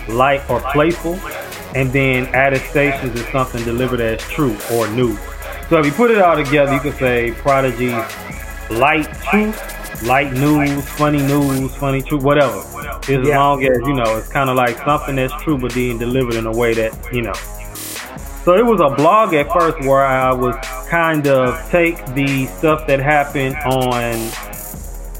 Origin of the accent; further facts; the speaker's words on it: St. Louis, Missouri, United States; now in Houston, United States; I am from St. Louis, Missouri, in the United States. I currently live in Houston, Texas.